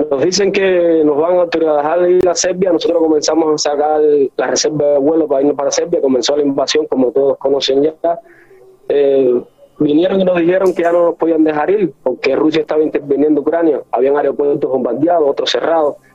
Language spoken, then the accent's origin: Spanish; Cuba; now in Ukraine; somos cubanos